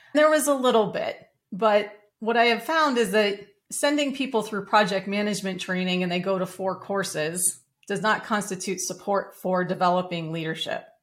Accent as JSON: {"language": "English", "town": "Denver", "region": "Colorado", "country": "United States", "tie": "born or raised there", "said": "I grew up in Denver, Colorado"}